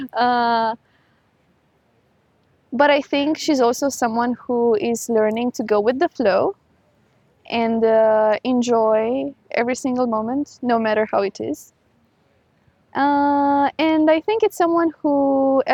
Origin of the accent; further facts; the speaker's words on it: Romania; moved away as an adult; also born or lived in United Arab Emirates; So I'm originally from Romania. I lived there for 19 years and then I moved to the UAE.